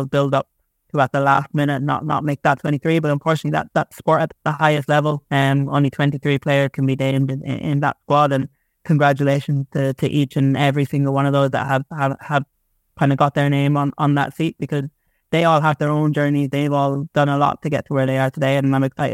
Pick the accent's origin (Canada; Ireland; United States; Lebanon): Ireland; my biggest honour has been playing for Ireland and being Irish